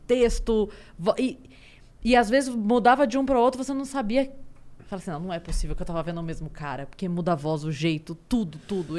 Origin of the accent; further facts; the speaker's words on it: Sorocaba, São Paulo, Brazil; eu sou de Sorocaba